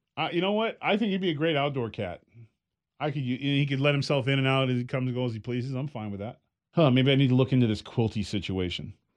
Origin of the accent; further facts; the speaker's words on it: California, United States; I'm from California